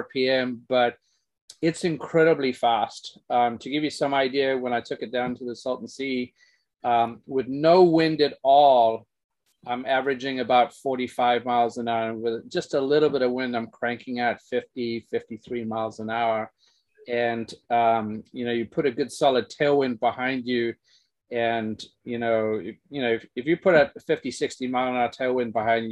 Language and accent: English; South Africa; now in United States; growing up in South Africa